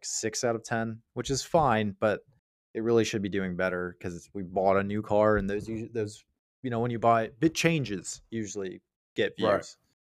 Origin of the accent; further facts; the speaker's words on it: Virginia, United States; Yeah, it's like, you realize I'm born and raised in Central Virginia. Like, there was a 50-50 chance I was going to talk that way for real.